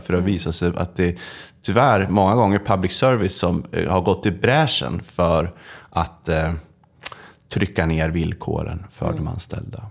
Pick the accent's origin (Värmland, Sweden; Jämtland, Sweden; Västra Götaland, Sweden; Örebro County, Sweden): Jämtland, Sweden; Östersund; jag kommer från Östersund